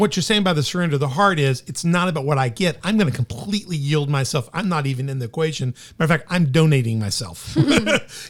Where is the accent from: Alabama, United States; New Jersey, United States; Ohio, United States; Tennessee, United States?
Tennessee, United States; Memphis; I grew up in Memphis